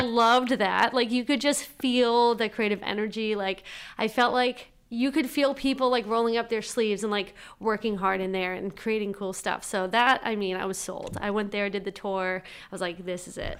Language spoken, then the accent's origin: English; Whitman, Massachusetts, United States; I grew up in Whitman, Mass, small little place